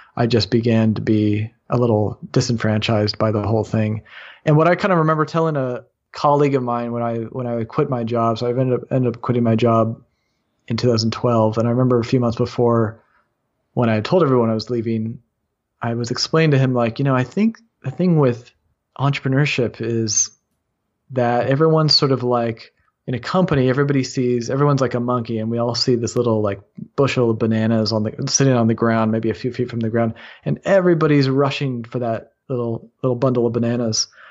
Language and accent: English; Bay Area of California, United States; also born or lived in Los Angeles, California; I grew up in the Bay Area of California